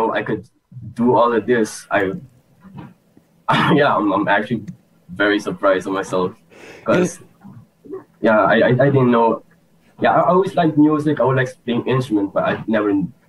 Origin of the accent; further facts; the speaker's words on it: Aruba; I'm from Aruba